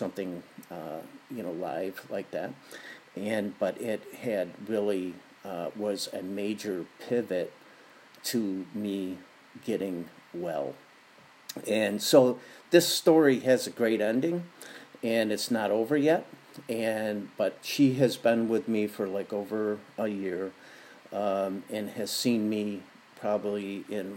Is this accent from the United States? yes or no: yes; Buffalo, New York, United States; now in Santa Barbara, United States; I'm from Buffalo, and I'm living here in Santa Barbara, California now